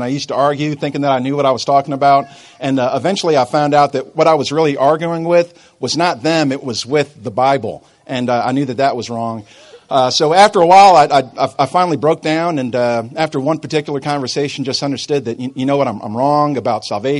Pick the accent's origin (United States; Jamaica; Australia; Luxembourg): United States; Albany, New York; I grew up in upstate New York. I grew up in Albany